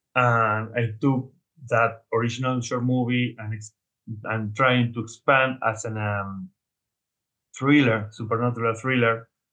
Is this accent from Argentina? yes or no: yes; Argentina; I'm from Argentina.